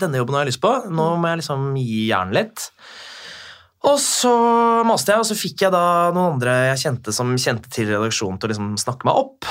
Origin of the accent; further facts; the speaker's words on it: Bærum, Akershus, Norway; jeg er jo fra Bærum, der hvor du bor. Mm -hmm. Så gikk jo liksom skole